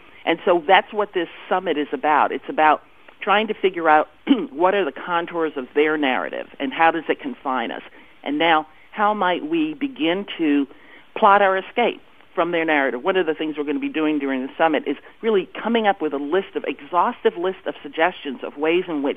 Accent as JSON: {"language": "English", "country": "Panama", "tie": "born or raised there", "moved": "yes", "lives_now": "United States", "said": "I was born in Panama. I live in the United States now. I have West Indian parentage"}